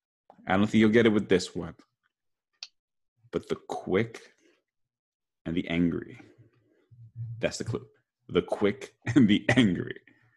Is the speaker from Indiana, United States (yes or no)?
no; Hawaii, United States; we are indeed from Hawaii. And yeah, in Hawaii, we call each other bratas, which is another way of saying brothers.